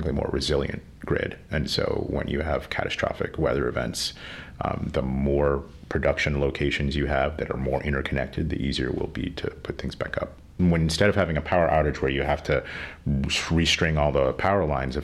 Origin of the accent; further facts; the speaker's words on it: Pennsylvania, United States; now in Rhode Island, United States; I grew up in Pennsylvania